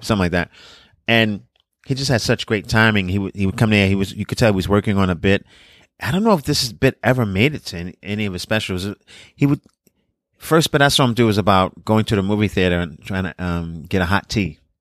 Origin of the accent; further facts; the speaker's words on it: New York City, New York, United States; also born or lived in Brownsville, Brooklyn; I'm from Brooklyn, I'm from Coney Island